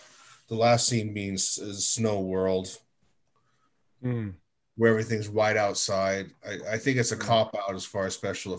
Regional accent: Seattle, Washington, United States; since I'm from the Seattle area

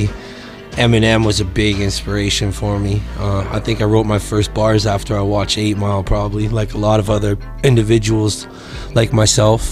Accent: Victoria, British Columbia, Canada; moved away as an adult; now in Calgary, Canada; I'm originally from Victoria, BC. And I moved out here 7 years ago

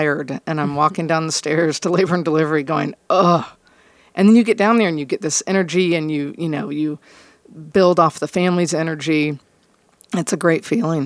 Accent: Plano, Texas, United States; also born or lived in Colorado / Arlington; now in Dallas, United States; I grew up in Plano.

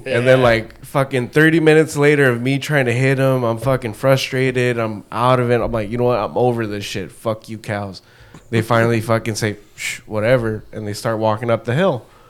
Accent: Anaheim, California, United States; born there; No, I was born here. Oh, I was born in Anaheim.

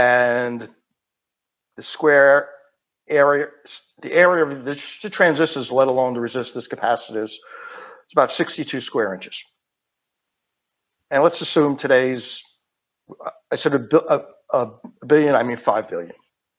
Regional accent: Queens, New York, United States; accent: Queens accent; So if you can't tell by my accent, I'm from Queens, New York.

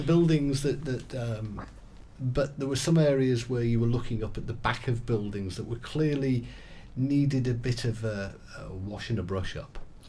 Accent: England, United Kingdom; now in Pembrokeshire, United Kingdom; I mean, I'm English for a start, moved to the area.

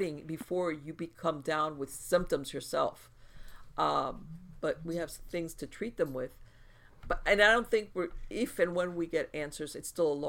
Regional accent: United States; also born or lived in South Florida; as an American

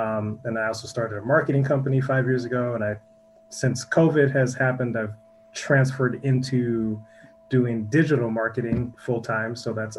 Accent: Minneapolis, Minnesota, United States; I'm from Minneapolis, Minnesota, and both my parents are musicians.

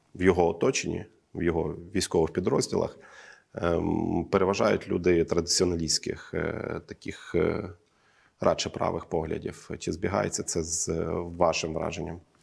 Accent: the East, Eastern Ukraine, Ukraine; я зі Сходу

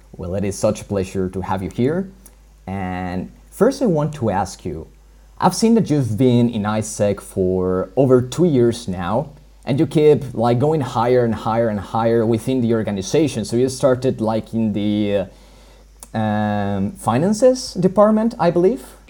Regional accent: Colombia; moved away; I come from Colombia

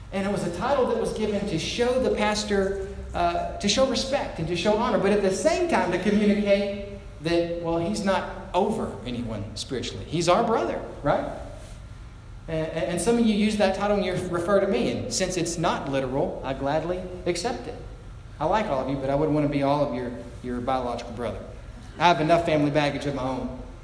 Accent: United States; as an American

